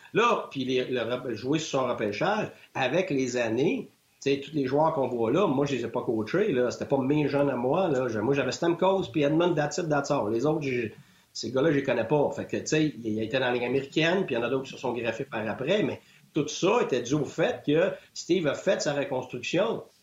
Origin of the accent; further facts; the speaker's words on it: Quebec, Canada; moved away as an adult; je suis un Québécois